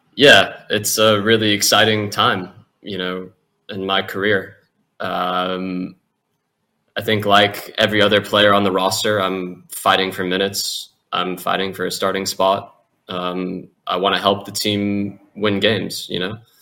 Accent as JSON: {"language": "English", "country": "United States", "also_born_or_lived": "Europe", "moved": "yes", "said": "being an American in Europe by yourself when you're young, a football player"}